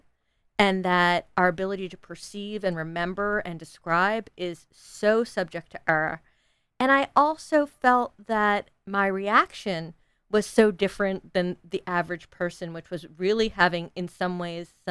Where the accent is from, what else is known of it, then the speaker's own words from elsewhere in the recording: north of New York City, United States; I grew up very privileged in north of New York City